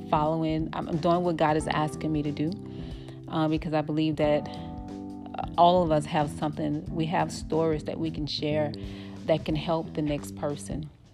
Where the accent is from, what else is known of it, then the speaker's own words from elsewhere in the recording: New Orleans, Louisiana, United States; moved away as an adult; now in Dallas, United States; I'm from New Orleans, Louisiana, born and raised my husband and I moved out here